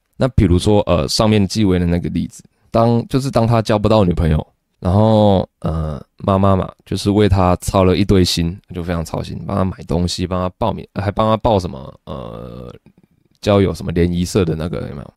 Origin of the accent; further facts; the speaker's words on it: Taiwan; 台湾的小孩，就比如说你我都是